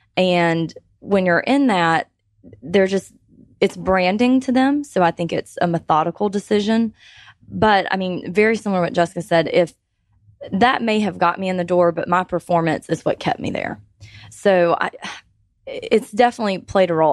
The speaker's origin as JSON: {"language": "English", "region": "Georgia", "country": "United States", "tie": "born or raised there", "said": "I have lived in Georgia my whole life, so all thirty-one years I've been a Georgia resident"}